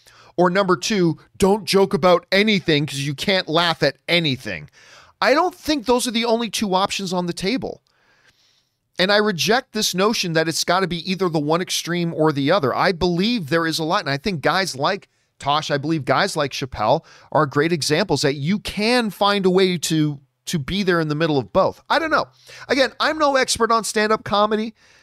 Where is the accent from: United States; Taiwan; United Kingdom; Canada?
United States; Buffalo, New York; I grew up in Buffalo. I used to drive into Buffalo all the time.